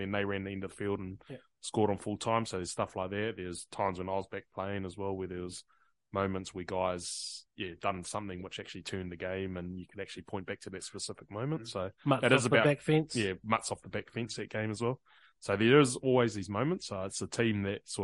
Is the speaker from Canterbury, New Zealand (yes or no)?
no; Whanganui, Manawatū-Whanganui, New Zealand; moved away; I grew up in Whanganui.